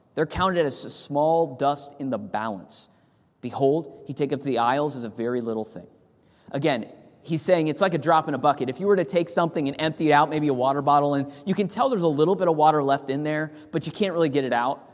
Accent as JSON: {"language": "English", "region": "California", "country": "United States", "tie": "born or raised there", "moved": "yes", "said": "I grew up in California where the sun sets at the ocean"}